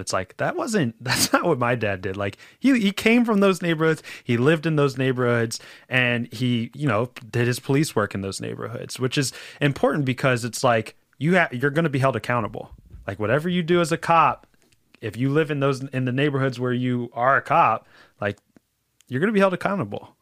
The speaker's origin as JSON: {"language": "English", "town": "Philadelphia", "region": "Pennsylvania", "country": "United States", "said": "I'm from Roxborough"}